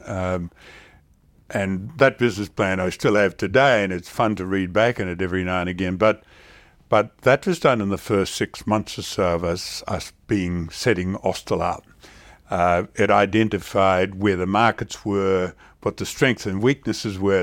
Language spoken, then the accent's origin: English; Australia; as an Australian, uh, and a regular, um, sort of the way we do business